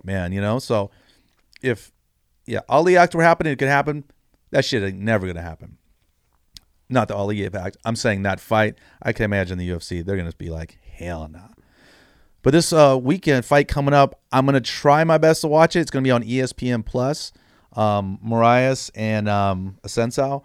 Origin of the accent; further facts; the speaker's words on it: San Jose, California, United States; I'm from San Jose, it's, you know, decent sized city